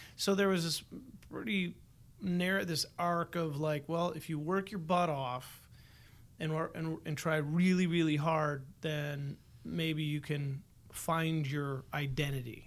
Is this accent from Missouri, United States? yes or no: no; Buffalo, New York, United States; Born and raised in Buffalo.